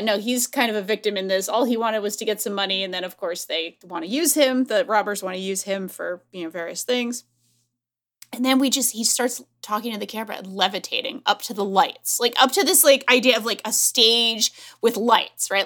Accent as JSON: {"language": "English", "country": "United States", "said": "as an American"}